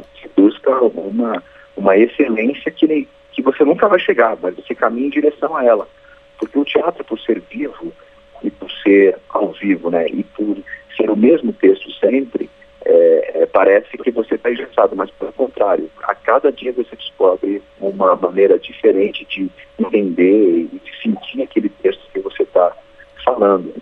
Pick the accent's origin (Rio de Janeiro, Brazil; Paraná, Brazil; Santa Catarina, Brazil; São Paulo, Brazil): São Paulo, Brazil; interior of; eu também sou interior de São Paulo